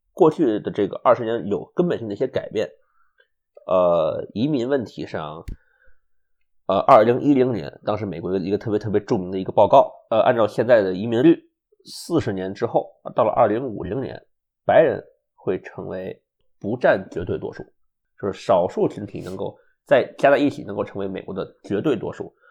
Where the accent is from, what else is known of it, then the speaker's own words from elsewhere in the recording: China; also born or lived in Ithaca, United States; now in United States; 我是中国人嘛